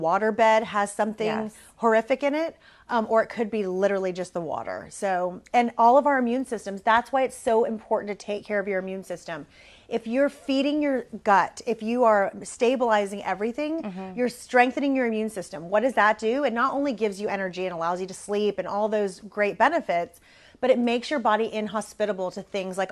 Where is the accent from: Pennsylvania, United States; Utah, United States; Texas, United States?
Texas, United States; Corpus Christi; I grew up in Corpus, which is, you know, kind of small